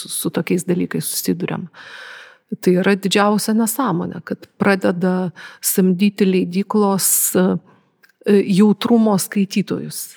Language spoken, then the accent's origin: Lithuanian; Lithuania; esu lietuvė su labai senom šaknim.